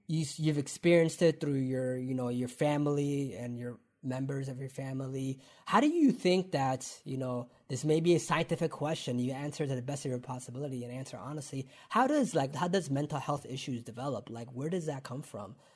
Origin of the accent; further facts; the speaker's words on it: London, Ontario, Canada; growing up in London, Ontario, and doing the come up show